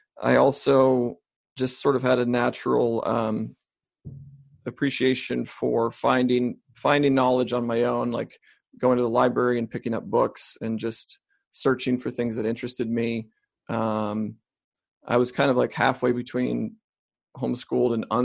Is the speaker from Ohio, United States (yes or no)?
yes; Ohio, United States; I grew up in Ohio